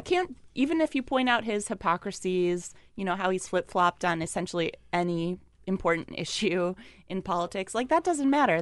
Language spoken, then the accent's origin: English; Wisconsin, United States; moved away; I'm from Wisconsin